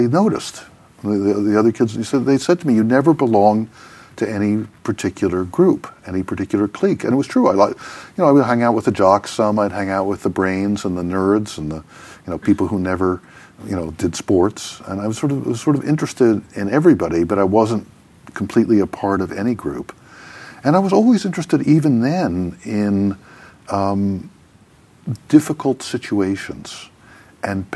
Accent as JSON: {"language": "English", "town": "New York City", "region": "New York", "country": "United States", "tie": "born or raised there", "said": "I was born and raised in New York City, in Manhattan, on the Upper East Side"}